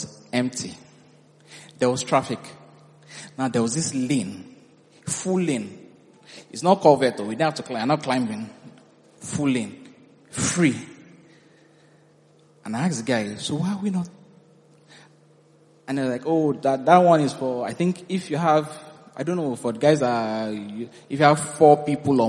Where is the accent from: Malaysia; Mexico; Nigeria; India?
Nigeria; moved away as an adult; I'm a Nigerian